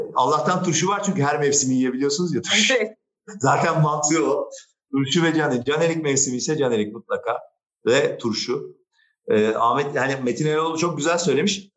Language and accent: Turkish; Istanbul, Turkey; also born or lived in Beyoğlu, Istanbul; Kadıköy benim büyüdüğüm yer, benim ana vatanım